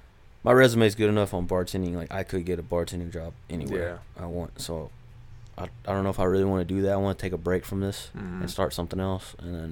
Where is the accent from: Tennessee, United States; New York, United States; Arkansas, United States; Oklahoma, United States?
Oklahoma, United States; Jay; especially growing up in Jay, a small community